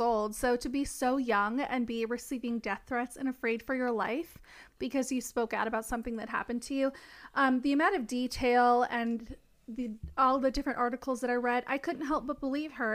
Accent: Tennessee, United States; living in a small town in Tennessee when I was going to high school

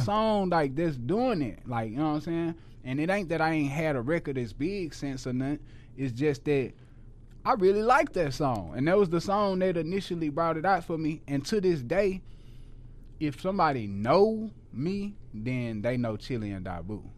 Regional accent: Houston, Texas, United States; moved away as an adult; now in Dallas, United States; I had never lived nowhere outside of Houston

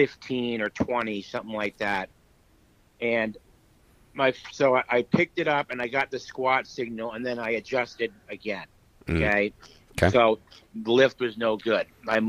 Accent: Orlando, Florida, United States; he actually lifted in the WPO meet from my hometown, the first one I ever had in Orlando.

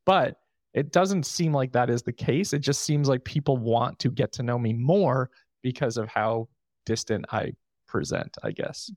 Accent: New York, United States; moved away; I'm from New York.

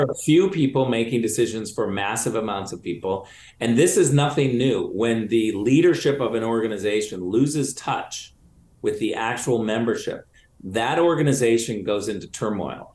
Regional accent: Michigan, United States; I was born in Michigan. I'm originally from Michigan

